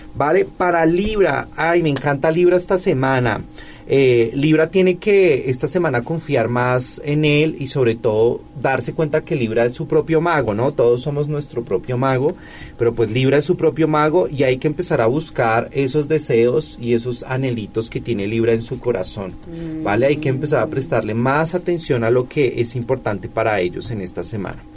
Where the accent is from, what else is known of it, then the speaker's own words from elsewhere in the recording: Colombia; now in Puebla, Mexico; En mi tierra